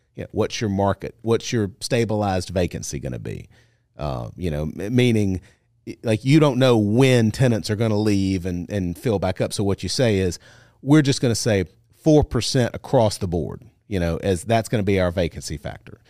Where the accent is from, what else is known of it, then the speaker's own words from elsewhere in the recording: Monroe, Louisiana, United States; now in Baton Rouge, United States; I grew up in Monroe